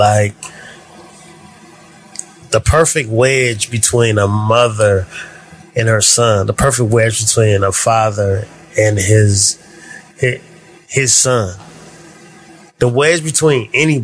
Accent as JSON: {"language": "English", "town": "Canton", "region": "Ohio", "country": "United States", "tie": "born or raised there", "said": "Growing up in Canton, Ohio"}